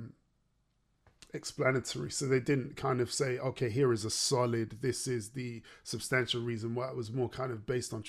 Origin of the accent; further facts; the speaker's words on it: Derby, East Midlands, United Kingdom; moved away as an adult; now in London, United Kingdom; I grew up in the Midlands. I grew up in Derby.